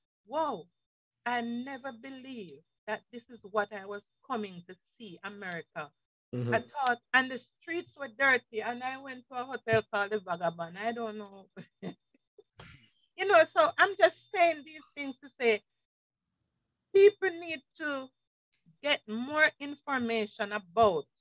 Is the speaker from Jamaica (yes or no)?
yes; Jamaica; moved away; as Jamaican